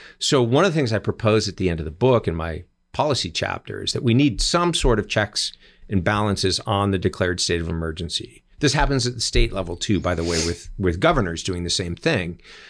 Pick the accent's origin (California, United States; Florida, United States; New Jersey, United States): California, United States; a man named Javier Becerra, former Attorney General of my home state.